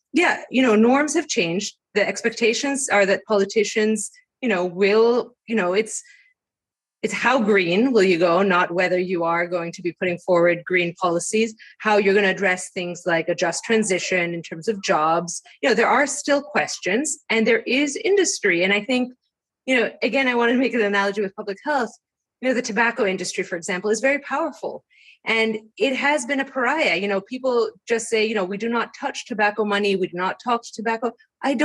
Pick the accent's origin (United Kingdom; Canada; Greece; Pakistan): Greece; moved away as an adult; now in United States; I grew up in Greece